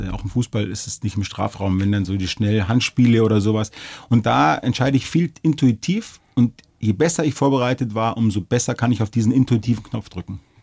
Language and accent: German; Munich, Bavaria, Germany; also born or lived in Regensburg; bin ja geboren, aufgewachsen und ich fühle mich auch hier sehr wohl